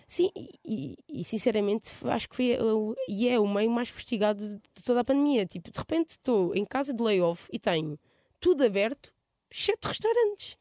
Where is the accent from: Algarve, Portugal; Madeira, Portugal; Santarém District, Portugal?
Santarém District, Portugal; Mação; accent: Alentejan-like; moved away as an adult; now in Lisbon, Portugal; eu vivi aos dezoito anos em Maçã, no Pereiro, que é a minha aldeia.